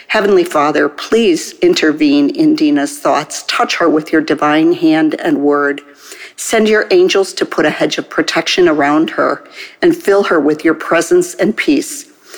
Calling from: Chicago, Illinois, United States; I'm calling from the Chicago area.

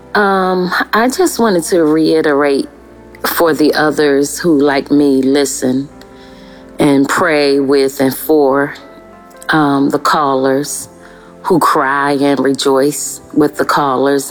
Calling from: Melbourne, Victoria, Australia; I'm calling from Melbourne, Australia

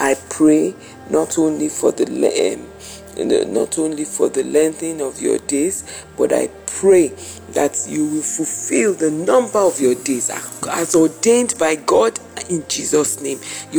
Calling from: Nigeria; I'm calling from Nigeria.

